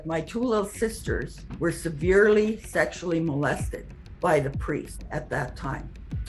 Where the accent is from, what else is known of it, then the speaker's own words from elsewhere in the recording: Canada; I'm from the Kawasis First Nation, which is a Cree and Ojibwe tribes. We're mixed blood there.